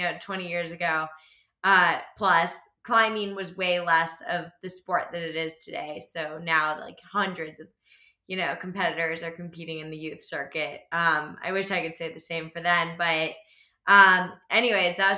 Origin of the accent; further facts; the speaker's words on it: Alexandria, Virginia, United States; now in Boulder, United States; We grew up in the Alexandria, Virginia region, so like just outside of DC.